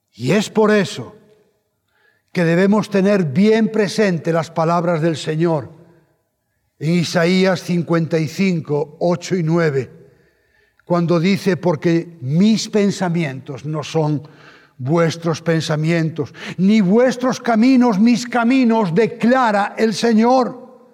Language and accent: Spanish; Spain